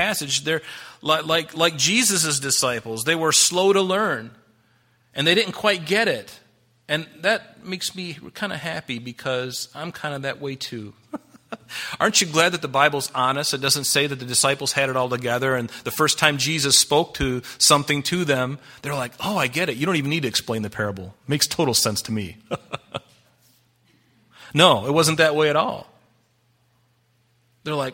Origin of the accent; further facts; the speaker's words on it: United States; I'm a Christian first and I'm an American second